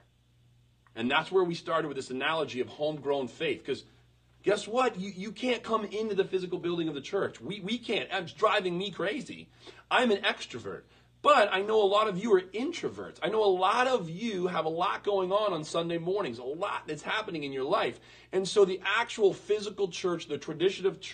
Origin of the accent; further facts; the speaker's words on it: Western Maine, United States; I was born in 1982 in Western Maine